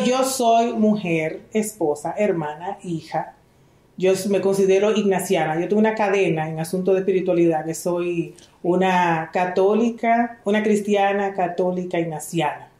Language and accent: Spanish; Dominican Republic; also born or lived in Israel